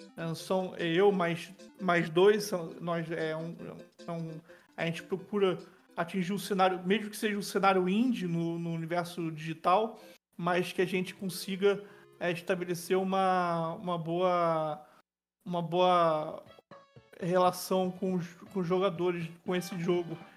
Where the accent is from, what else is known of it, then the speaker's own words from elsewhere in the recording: Niterói, Rio de Janeiro, Brazil; Niterói é minha cidade, né, minha cidade natal, que eu vivo até hoje